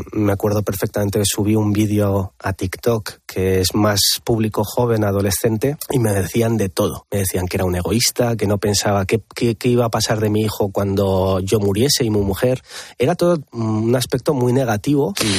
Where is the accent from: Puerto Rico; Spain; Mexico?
Spain; Pamplona, Navarre; yo no soy de Madrid, soy de Pamplona